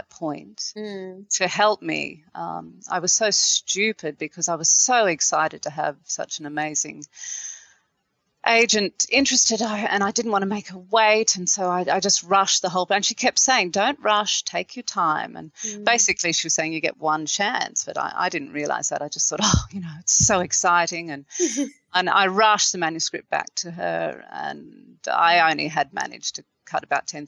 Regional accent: Australia; as an Australian of Irish descent. But, you know, my family has been here for quite a few generations

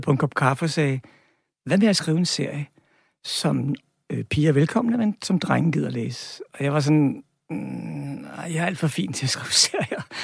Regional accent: Albertslund, Capital Region of Denmark, Denmark; min barndom i Albertslund

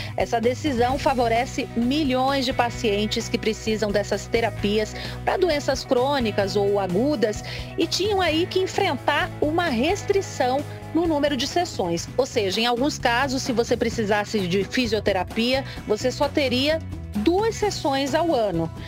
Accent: Recife, Pernambuco, Brazil; lá da minha cidade, de Recife

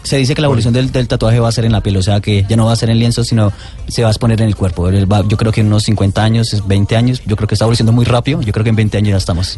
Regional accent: Colombia; nací en Colombia, amo a Colombia.

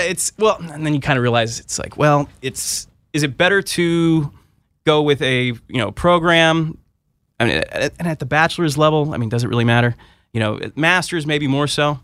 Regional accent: Southern California, United States; moved away as an adult; also born or lived in Berkeley, California; now in Washington, D.C., United States; I'm originally from Southern California

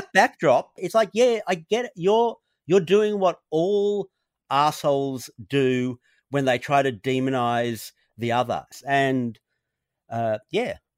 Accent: Australia; born or raised there

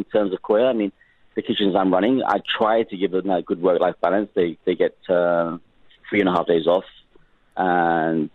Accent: Liverpool, North West England, United Kingdom; moved away; I grew up in Liverpool. I was born in Liverpool, UK.

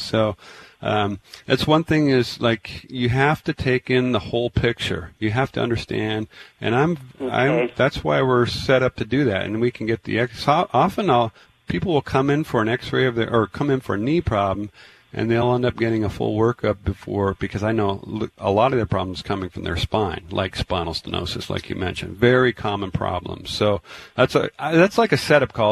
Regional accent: Tacoma, Washington, United States; moved away; I grew up in Tacoma.

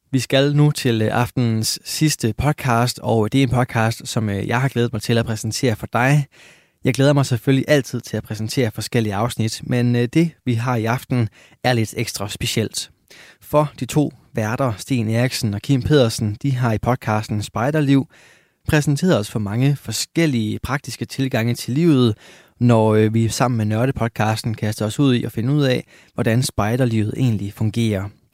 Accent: Lystrup, Central Denmark Region, Denmark; min hjemby, Lystrup

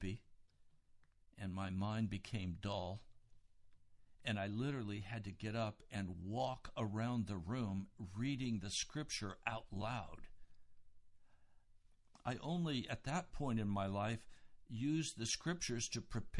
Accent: United States; as an American

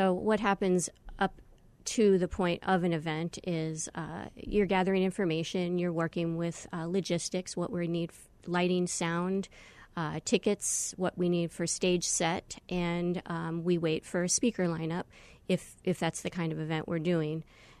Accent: Long Island, New York, United States; I'm a New York native. I grew up in Long Island, and I don't have an accent anymore, so don't ask me to impersonate anybody.

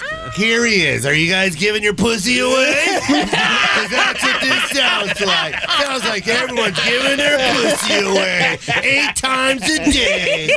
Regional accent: Misawa, Aomori, Japan; I was born in Misawa, Japan

